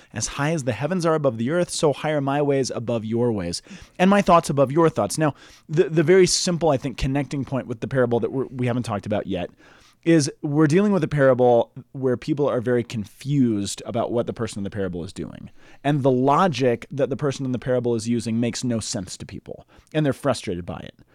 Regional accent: United States; I grew up in the Roman Catholic Church in the United States

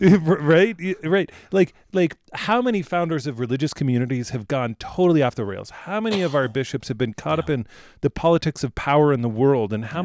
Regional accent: United States; as an American

